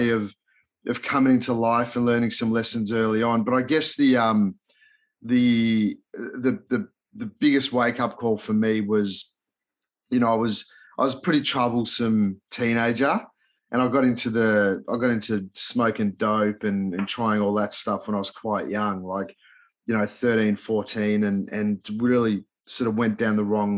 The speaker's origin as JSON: {"language": "English", "town": "Melbourne", "region": "Victoria", "country": "Australia", "tie": "born or raised there", "also_born_or_lived": "Budapest, Hungary / Los Angeles, United States", "accent": "Australian", "second_language": "English", "said": "I moved to Melbourne, Australia with mum and dad when I was like 8 and didn't know a word of English"}